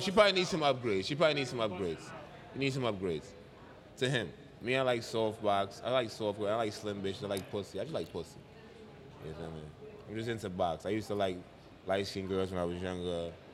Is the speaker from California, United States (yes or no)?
no; New York City, New York, United States; also born or lived in Jamaica; from Jamaica, born in Jamaica, raised in the Bronx